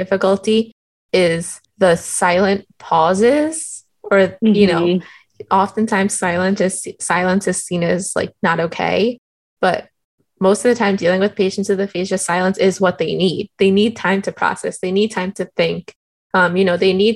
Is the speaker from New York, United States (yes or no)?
yes; New York, United States; I'm from New York